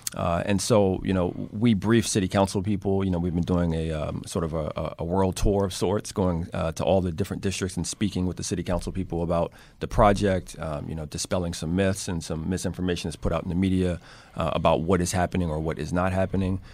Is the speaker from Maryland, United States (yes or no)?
yes; Baltimore, Maryland, United States; born and raised in Baltimore, uh, lived most of my life in, uh, West Baltimore